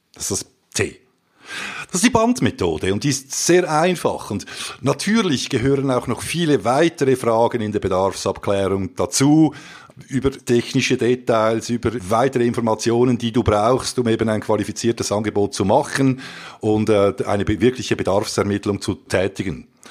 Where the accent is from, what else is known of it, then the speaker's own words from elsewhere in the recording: Switzerland; wir sind ja eben Schweizer